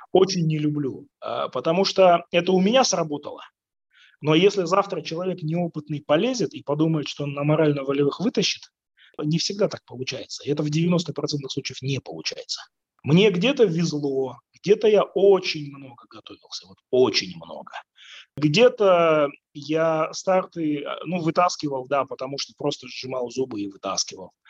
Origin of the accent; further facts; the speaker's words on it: Kazakhstan; я казах